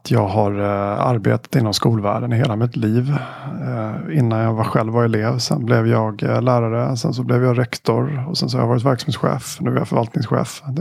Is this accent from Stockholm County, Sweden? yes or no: yes; Stockholm, Stockholm County, Sweden; also born or lived in Halmstad; now in Lund, Sweden; Jag är från Stockholm ursprungligen.